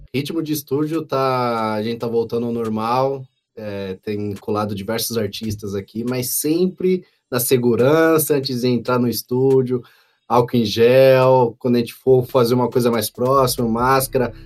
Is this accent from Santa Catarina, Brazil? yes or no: no; São Paulo, Brazil; eu morava no Vila Ema, que eu sou nascido e criado lá perto da Vila Prudente